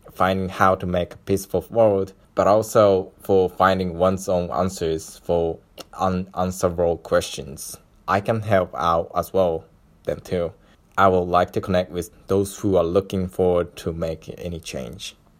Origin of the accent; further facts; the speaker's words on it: Japan; I was born in Japan and raised with a set of decent social capitals